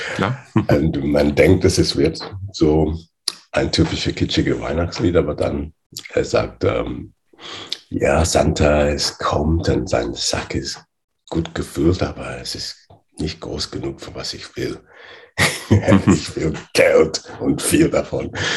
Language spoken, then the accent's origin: German; England, United Kingdom; German is a second language; also born or lived in Nigeria / Loughborough, England; ich bin in Nigeria geboren. Äh, und mit acht Jahren bin ich nach England äh, ausgewandert, entsendet